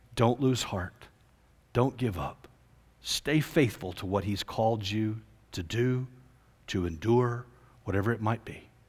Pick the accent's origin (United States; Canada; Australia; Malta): United States; Fort Worth, Texas; I grew up in Fort Worth area